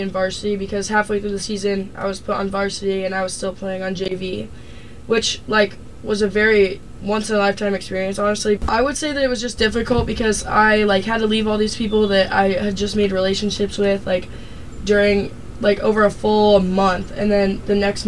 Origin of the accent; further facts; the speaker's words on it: Mesa, Arizona, United States; moved away as an adult; I am from Mesa, Arizona, and it's basically the desert